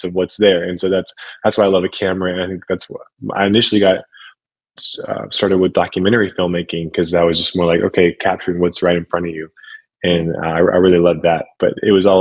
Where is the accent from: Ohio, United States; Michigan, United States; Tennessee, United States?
Ohio, United States; moved away as an adult; move back to Ohio, to my hometown